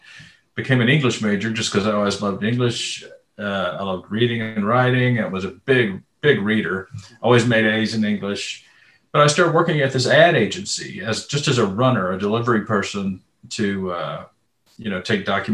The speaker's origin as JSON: {"language": "English", "town": "Austin", "region": "Texas", "country": "United States", "tie": "born or raised there", "said": "I was born and raised here in Austin. I live just outside Austin now"}